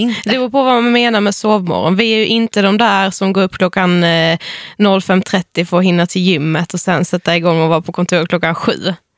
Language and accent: Swedish; Karlshamn, Blekinge, Sweden; Vi kommer från Karlshamn i Blekinge